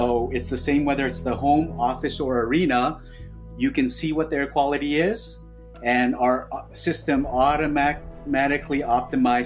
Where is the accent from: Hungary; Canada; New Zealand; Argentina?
Canada; now in New York, United States; I live in New York now, but I grew up in Canada in the 80s